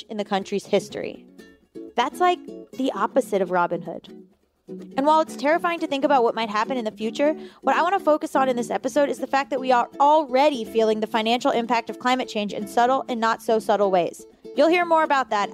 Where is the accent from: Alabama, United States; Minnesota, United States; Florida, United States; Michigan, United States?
Florida, United States; South; moved away; I'm from South Florida, and my parents still live there